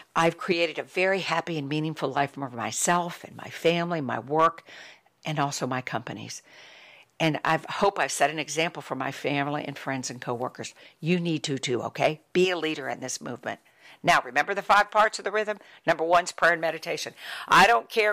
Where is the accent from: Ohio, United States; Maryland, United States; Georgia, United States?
Ohio, United States; I was born and lived in a, a, in a very work ethic family, culture and society when I was a child growing up in Ohio.